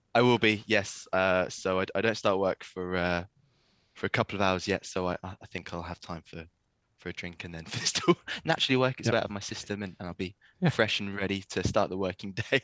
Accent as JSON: {"language": "English", "area": "East Anglia", "region": "East of England", "country": "United Kingdom", "also_born_or_lived": "Wales", "moved": "yes", "said": "I'm I'm from uh, from East Anglia"}